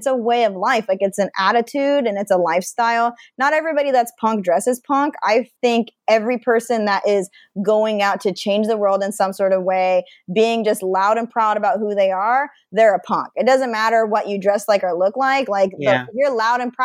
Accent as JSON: {"language": "English", "region": "Idaho", "country": "United States", "tie": "born or raised there", "also_born_or_lived": "Seattle", "moved": "as an adult", "said": "growing up in Idaho, you know, being a bisexual person"}